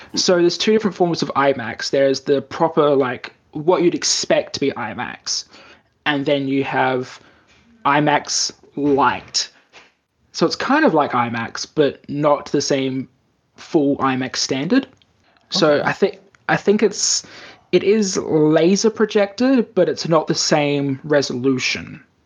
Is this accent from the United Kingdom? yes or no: no; Australia; now in Japan; in Australia, we actually had a real problem with the best best cinema we had in my hometown.